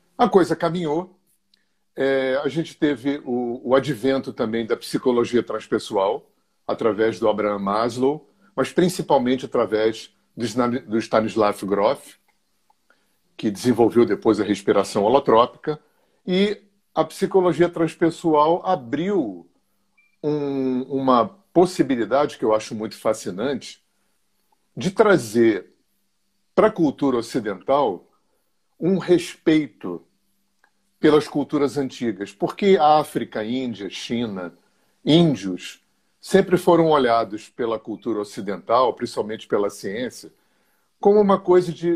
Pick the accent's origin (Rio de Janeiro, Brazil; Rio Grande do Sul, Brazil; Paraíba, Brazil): Rio de Janeiro, Brazil; eu sou carioca, tenho 65 anos, moro há 40 anos no interior do estado do Rio